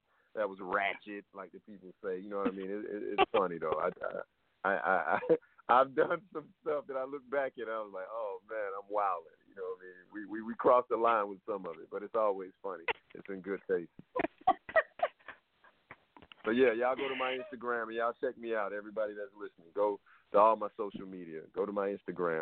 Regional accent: Atlanta, Georgia, United States; moved away as an adult; now in Los Angeles, United States; I'm from Atlanta all day. I'm going to rep Atlanta forever.

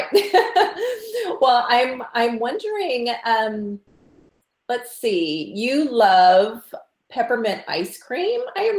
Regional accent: Southern United States, United States; accent: Southern; And I'm going to just start going into my Southern accent.

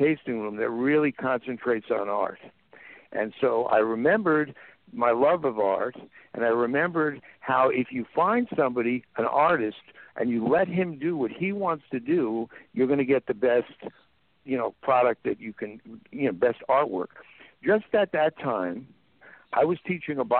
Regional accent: New York City, New York, United States; also born or lived in San Fernando Valley, California; now in Paso Robles, United States; I'm from New York City

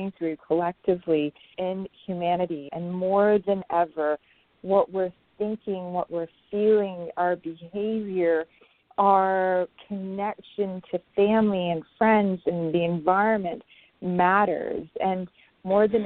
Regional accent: Pakistan; I was born in Pakistan to a very beautiful, educated grandmother and very young mother

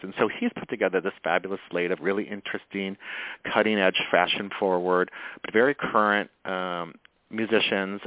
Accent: Midwest, United States; moved away as an adult; also born or lived in Michigan / Minnesota; now in Los Angeles, United States; I'm from the Midwest

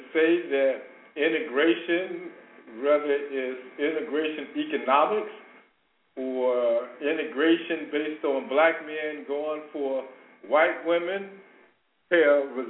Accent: Chicago, Illinois, United States; I was a kid growing up in Robert Taylor Homes

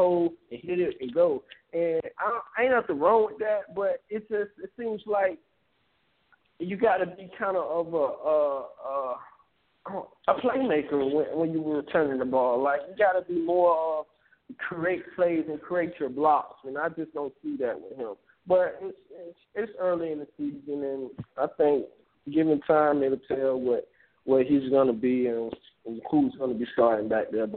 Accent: Tallahassee, Florida, United States; I'm from Tallahassee

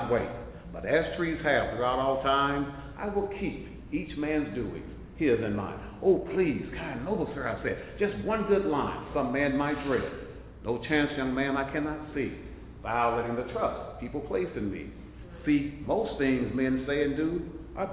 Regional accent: Mineola, Texas, United States; I'm from Mineola, Texas

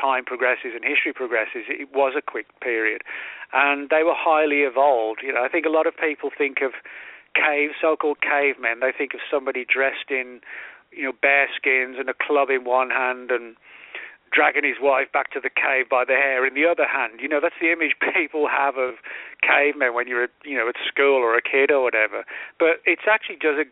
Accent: England, United Kingdom; moved away; I'm originally from England

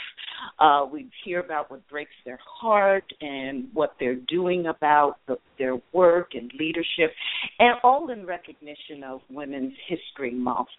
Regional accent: Detroit, Michigan, United States; I wanted to come to my hometown

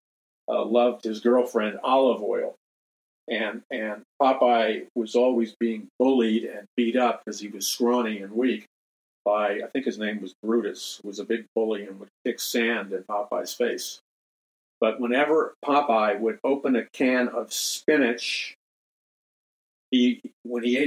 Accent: United States; growing up in American society

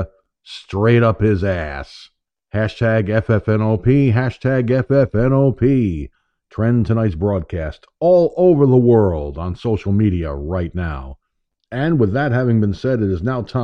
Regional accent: United States; I was born in the United States of America, not the United Soviet States of America

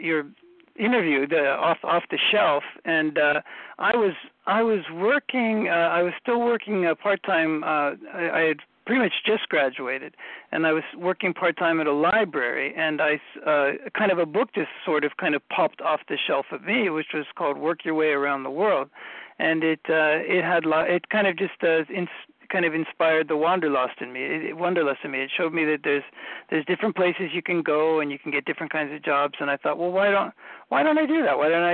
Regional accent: Columbus, Ohio, United States; moved away as an adult; now in Tokyo, Japan; I grew up in Columbus, Ohio

